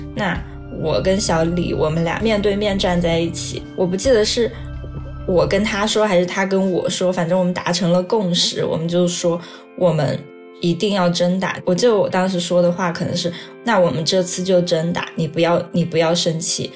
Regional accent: a small county town in Yunnan, China; moved away as an adult; now in United Kingdom; 二十六岁，我现在是英国社会学博士在读。我出生在一个云南的小县城

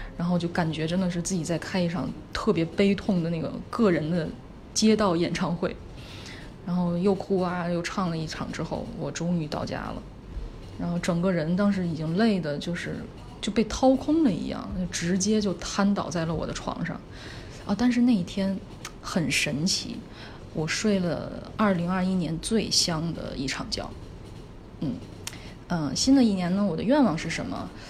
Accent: Beijing, China; 我现在在北京，然后也是在这儿出生长大的

